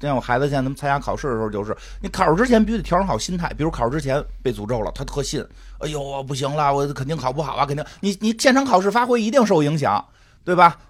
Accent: China; 结果发现国家好像不不太考虑我转没转那条什么微博呀、微信呀，国家还是认为我是中国人的

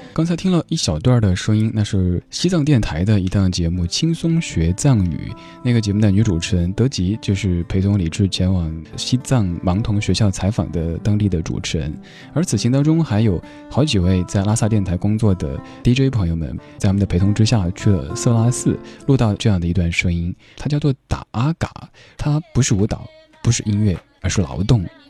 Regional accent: Chengdu, Sichuan, China; accent: Chengdu dialect; 用我的家乡话成都话讲，就是藏腰儿罐子

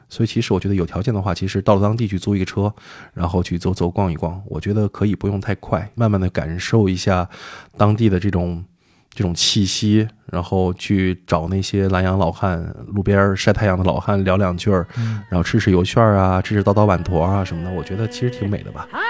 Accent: Suide, Shaanxi, China; now in Beijing, China; 一个土生土长的陕北人

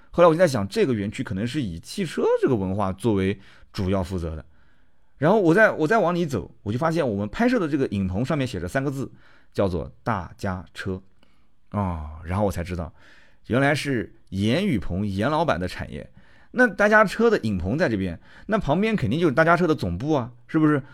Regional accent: Nanjing, Jiangsu, China; 我跟南京人的性格，小富即安

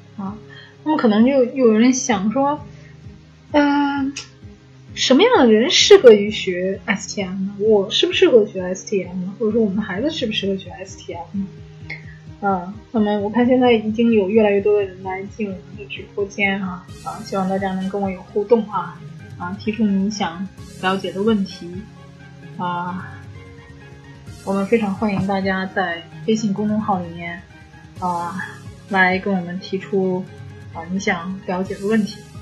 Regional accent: China; 我们中国的影片，可能都是我们中国人来做制片

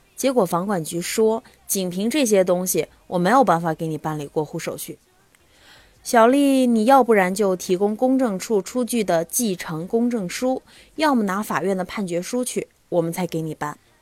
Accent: China; 我们中国人总是认为，立遗嘱不吉利

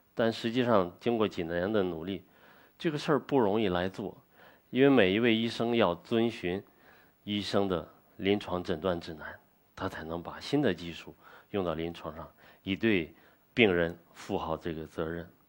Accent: China; 做我们中国人。自己该做的事情，做我们中华文化的传承者

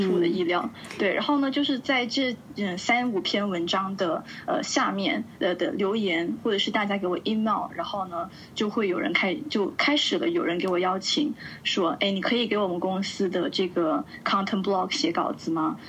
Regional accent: Shenzhen, Guangdong, China; moved away as an adult; also born or lived in United States; now in Milan, Italy; 我来自深圳，呃，目前呢是在意大利米兰做自由撰稿人

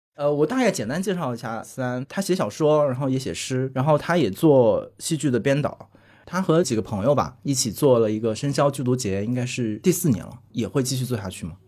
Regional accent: Hunan, China; 我是一个跟着综艺长大的人，因为我是湖南人，所以我完全是跟着湖南台在综艺节目的崛起而成长的

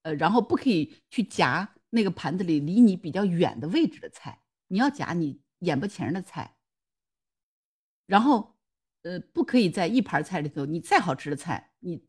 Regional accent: Jiangsu, China; 然后我们江苏这边不就四美扬州那个四美酱菜嘛，那也是泡菜的一种嘛。

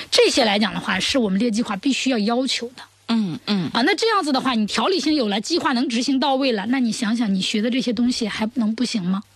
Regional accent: China; 我们中国人有我们中国人的语言特点

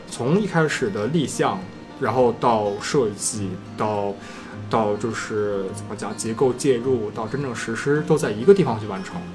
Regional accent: China; 我们中国人其实会比较有印象吧

